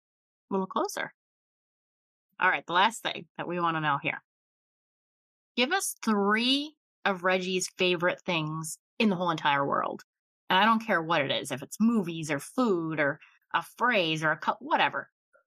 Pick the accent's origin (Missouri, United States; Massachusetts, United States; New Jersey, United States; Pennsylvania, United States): Pennsylvania, United States; I'm from Pennsylvania, so it's kind of like, you know, Buffalo's about 5 hours or so from me.